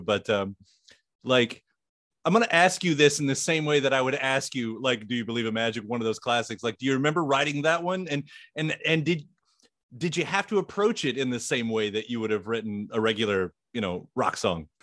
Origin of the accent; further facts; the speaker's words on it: Louisville, Kentucky, United States; "Where are you from?" And I said, "Louisville,"